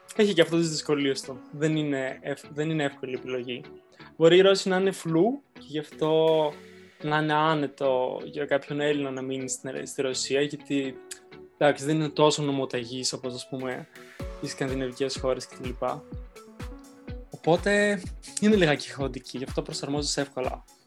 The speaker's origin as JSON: {"language": "Greek", "town": "Thessaloniki", "region": "Central Macedonia", "country": "Greece", "tie": "born or raised there", "moved": "as an adult", "lives_now": "Moscow, Russia", "said": "από Θεσσαλονίκη είμαι, ε, από ένα προάστιο της Θεσσαλονίκη στην ΕΡΕΔΕΣΤΟ. Μάλλον πιο πολλοί θα ξέρουν τη Θέρμη, εκεί κοντά είναι."}